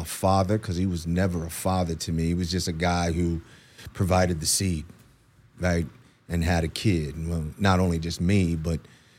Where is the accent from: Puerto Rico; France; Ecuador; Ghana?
Puerto Rico; Aguadilla; born there; So I was born in Aguadilla, Puerto Rico.